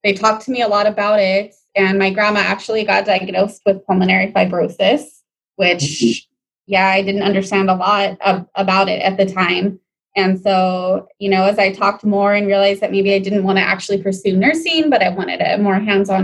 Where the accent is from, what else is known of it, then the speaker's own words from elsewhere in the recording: Pasadena, California, United States; I grew up actually in the San Gabriel, Pasadena area, so I'm local